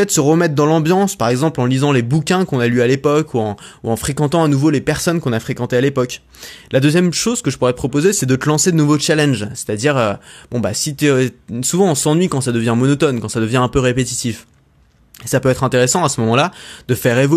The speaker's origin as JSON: {"language": "French", "country": "France", "tie": "born there", "said": "des 5% des gens les plus privilégiés au monde parce que je suis né en France"}